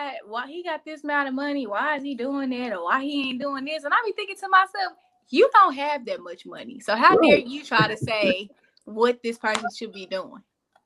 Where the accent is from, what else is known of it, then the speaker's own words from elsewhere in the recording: Arkansas, United States; also born or lived in San Diego, California; I was just born there. I was raised in Arkansas.